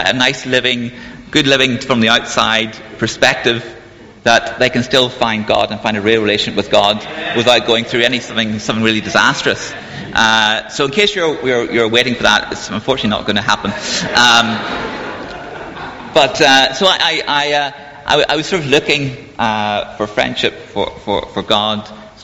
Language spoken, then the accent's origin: English; Belfast, Northern Ireland, United Kingdom; moved away as an adult; also born or lived in Cambridge; I grew up in Belfast, in Northern Ireland, during the time of the Troubles